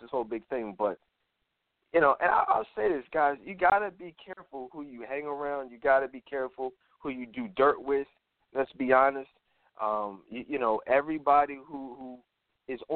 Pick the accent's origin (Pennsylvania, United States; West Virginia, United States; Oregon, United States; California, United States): Pennsylvania, United States; Philadelphia; I grew up in Philadelphia